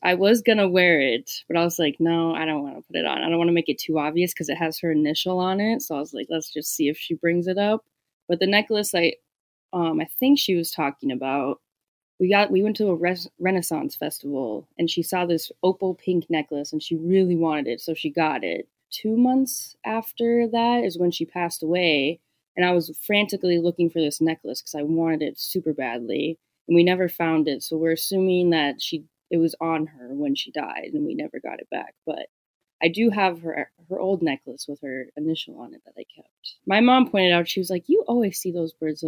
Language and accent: English; Minnesota, United States; I'm from Minnesota